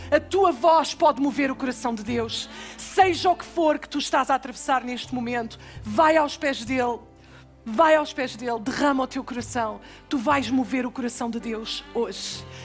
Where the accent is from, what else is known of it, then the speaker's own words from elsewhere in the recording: Almada, Lisbon, Portugal; also born or lived in Alvalade, Lisbon; now in London, United Kingdom; da Cova da Piedade